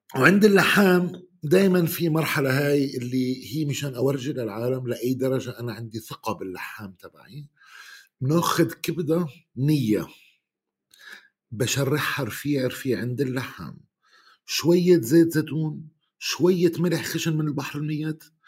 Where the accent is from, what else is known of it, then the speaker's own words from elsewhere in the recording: Bethlehem, West Bank, Palestine; عندنا ببيت لحم